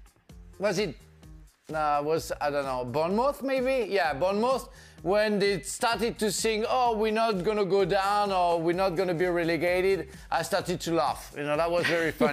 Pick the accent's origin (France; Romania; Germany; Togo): France; English is a second language